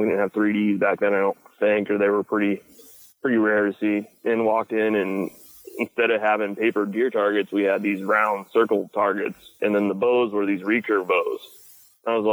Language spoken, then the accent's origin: English; Pennsylvania, United States; I grew up in Pennsylvania